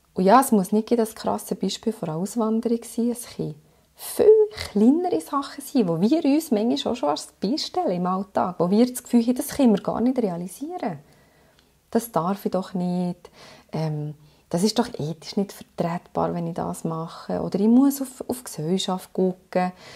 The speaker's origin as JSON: {"language": "German", "country": "Switzerland", "said": "ich bin nach einem halben Jahr zurückgekommen mit, ähm, mit meinem Mann und äh, habe hier meinen Sohn geboren in der Schweiz und dann haben wir uns entschieden, hier zu bleiben"}